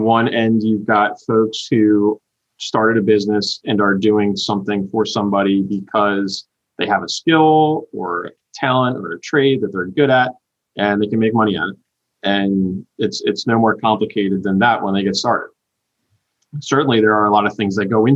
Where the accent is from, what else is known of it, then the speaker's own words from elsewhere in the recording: New Jersey, United States; now in South Carolina, United States; I'm originally from New Jersey